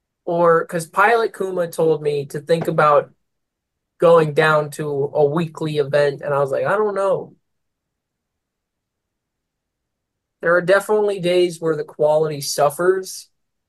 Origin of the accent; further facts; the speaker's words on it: Philippines; Every time I say I'm Filipino, people lose their shit, and I don't understand.